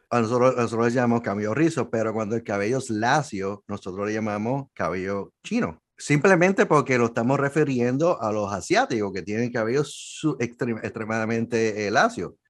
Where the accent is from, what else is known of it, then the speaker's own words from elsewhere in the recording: Puerto Rico; soy de Puerto Rico